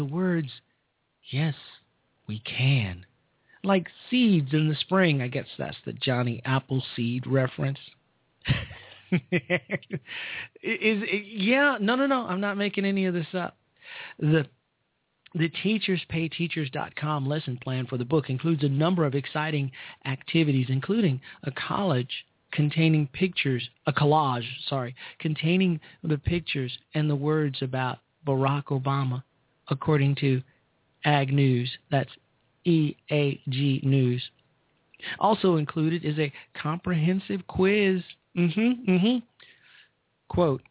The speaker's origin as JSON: {"language": "English", "town": "Chicago", "region": "Illinois", "country": "United States", "tie": "born or raised there", "said": "In my home state of Chicago, on the South Side"}